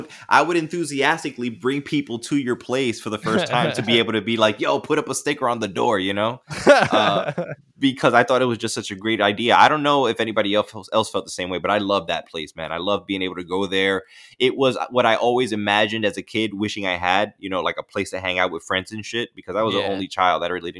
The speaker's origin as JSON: {"language": "English", "town": "Bronx", "region": "New York", "country": "United States", "said": "They can't believe that I came from the Soundview section of the Bronx and that I lived in the hood"}